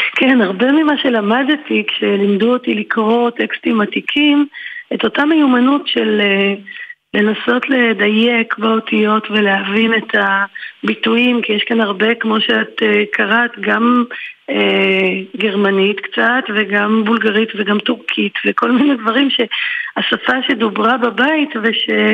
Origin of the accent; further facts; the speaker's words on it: a housing estate beyond the Yarkon, Tel Aviv District, Israel; גדלתי בתוך כל הדבר הזה, ובתוך זה גם הטרגיות של שני מהגרים שהגיעו לכאן מגורשים מהעולמות הקודמים שלהם, ומנסים לבנות ביחד חיים בשיכון רחוק רחוק מעבר לירקון